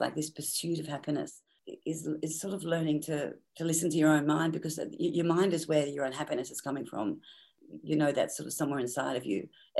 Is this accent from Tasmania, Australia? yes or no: yes; Tasmania, Australia; And I think growing up in Tasmania was very, very difficult, because my parents didn't like children